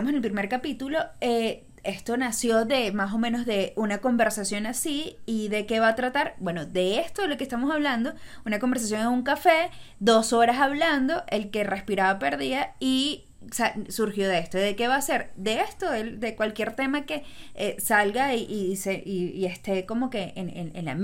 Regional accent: Río Chico, Miranda, Venezuela; Y yo me crié en Río Chico, o sea que no es mentira.

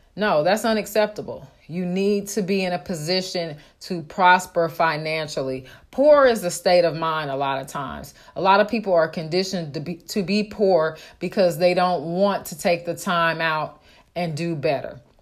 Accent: Oakland, California, United States; moved away; I grew up in Oakland

